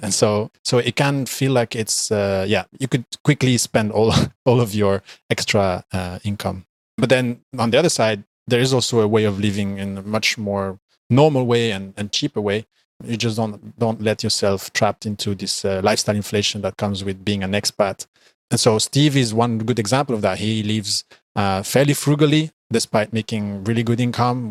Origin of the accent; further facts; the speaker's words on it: Belgium; I am from Belgium, and I currently live in Belgium.